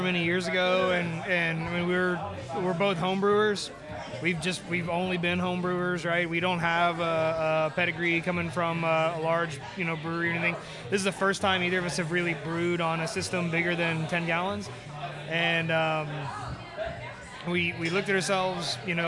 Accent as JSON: {"language": "English", "town": "Kingwood", "region": "Texas", "country": "United States", "tie": "born or raised there", "said": "Nick and I grew up in Kingwood together"}